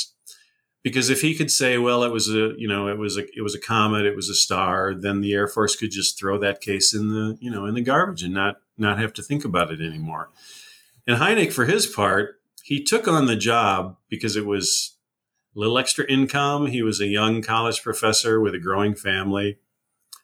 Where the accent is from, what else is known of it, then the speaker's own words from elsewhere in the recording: Wisconsin, United States; Worked for a while at Yerkes Observatory in my home state of Wisconsin